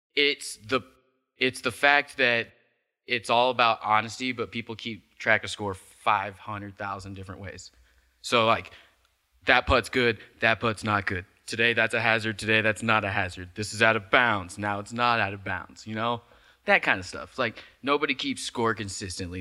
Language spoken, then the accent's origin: English; Midwest, United States; moved away; I'm from the Midwest